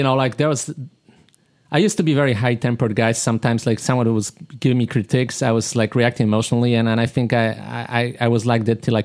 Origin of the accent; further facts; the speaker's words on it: Poland; moved away; I'm from Poland